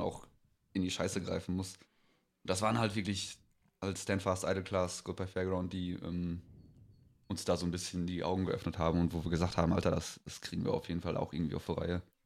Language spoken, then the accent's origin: German; Greven, North Rhine-Westphalia, Germany; wir kommen aus, äh, aus Greven, also Kaff bei Münster